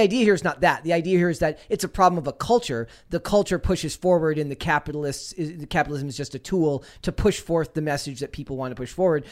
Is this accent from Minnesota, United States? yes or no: yes; Minnesota, United States; I'm from Minnesota